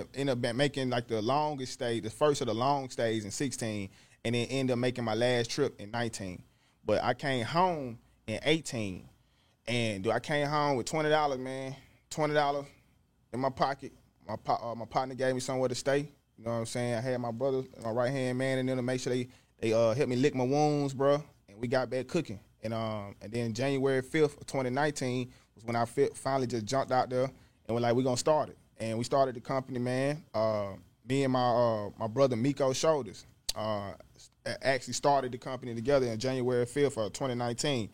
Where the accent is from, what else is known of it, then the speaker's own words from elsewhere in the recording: Jackson, Mississippi, United States; I'm from the north side of Jackson, Mississippi, Presidential Hills to be exact.